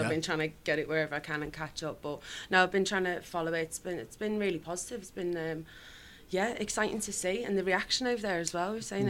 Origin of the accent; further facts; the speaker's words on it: Liverpool, North West England, United Kingdom; moved away as an adult; now in New York, United States; I'm born and raised in Liverpool, football's in your blood